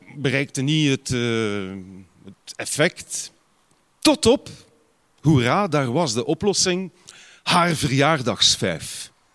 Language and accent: Dutch; Ghent, Flanders, Belgium